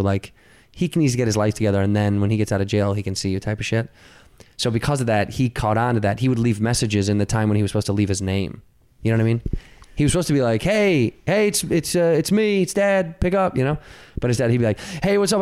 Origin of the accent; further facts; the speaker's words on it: Chicago, Illinois, United States; I grew up in Chicago, Illinois